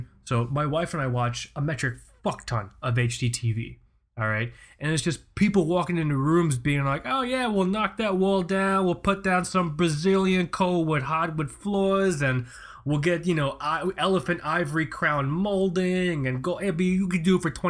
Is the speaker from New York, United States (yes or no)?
no; Florida, United States; born there; accent: neutral television accent; My parents are from Pakistan, but I was born here in Florida, which is why I guess I don't have an accent, or at least I have a neutral television accent because I was raised by the television.